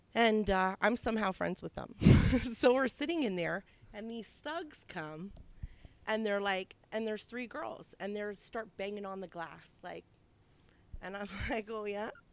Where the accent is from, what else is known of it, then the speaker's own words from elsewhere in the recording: Toronto, Ontario, Canada; I'm from St. Jamestown